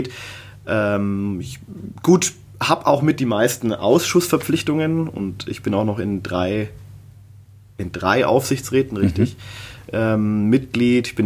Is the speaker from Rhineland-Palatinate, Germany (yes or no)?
no; Nuremberg, Bavaria, Germany; born there; meine Eltern sind in den 80er Jahren hierher gekommen und ja, ich bin in Nürnberg geboren